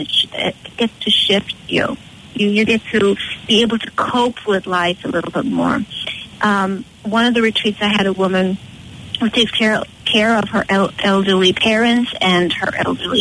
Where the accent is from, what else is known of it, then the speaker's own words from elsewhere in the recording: Connemara, Galway, Connacht, Ireland; moved away as an adult; now in Boston, United States; I'm out in Connemara area, out in the country, born and raised there, and I moved to Boston about 23 years ago, and Boston's been my home ever since.